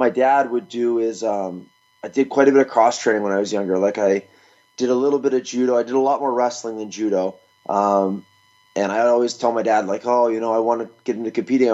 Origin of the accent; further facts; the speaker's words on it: Nova Scotia, Canada; moved away; also born or lived in Brazil; I'm from Nova Scotia, Canada.